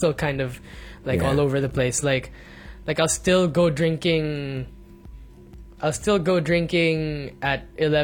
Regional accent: Muntinlupa, Metro Manila, Philippines; moved away as an adult; also born or lived in Bonifacio Global City (the Fort); now in Makati, Philippines; growing up in Alabang, where there's so much wind and like, there's trees and stuff

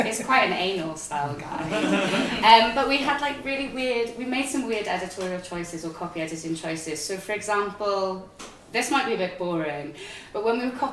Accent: Pembrokeshire, Wales, United Kingdom; I'm from Pembrokeshire

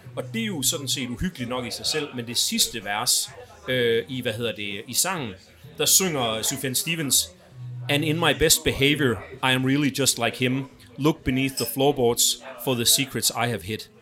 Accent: Aarhus, Central Denmark Region, Denmark; født og opvokset i Aarhus

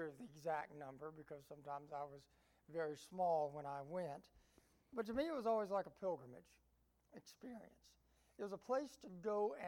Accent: Appalachia, United States; also born or lived in Georgia; I like to refer myself as an Appalachian American.

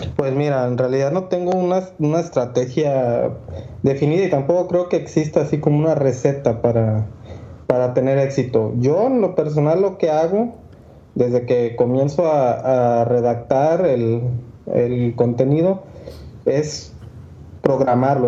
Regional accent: Mexico; soy un arquitecto mexicano

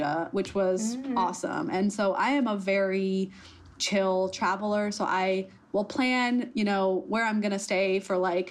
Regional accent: United States; accent: American; I was actually born and raised in America

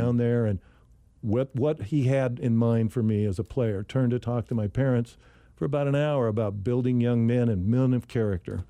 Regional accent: Sacramento, California, United States; I was, uh, born and raised in Sacramento, California

